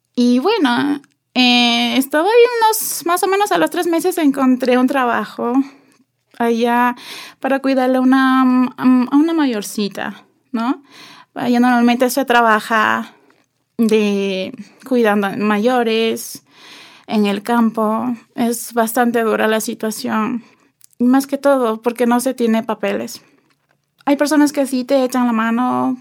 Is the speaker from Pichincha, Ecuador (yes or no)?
no; Ibarra, Imbabura, Ecuador; moved away as an adult; also born or lived in Spain; nací aquí en el Ecuador Em, en la ciudad de Ibarra